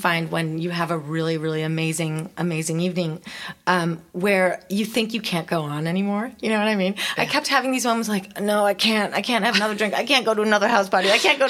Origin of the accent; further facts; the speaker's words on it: Chicago, Illinois, United States; when I grew up in Chicago where it's very cold